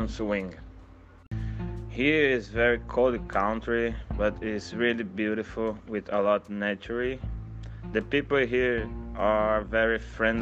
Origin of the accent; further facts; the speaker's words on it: Brazil; moved away as an adult; now in Queenstown, New Zealand; I'm from Brazil, and then I have been living in Queenstown, New Zealand for the past 8 months.